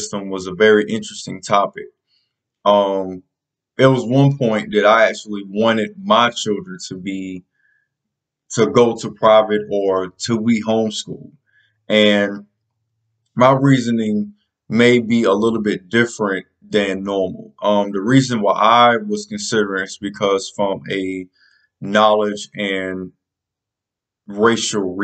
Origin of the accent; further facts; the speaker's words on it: South Carolina, United States; the state of South Carolina, my home state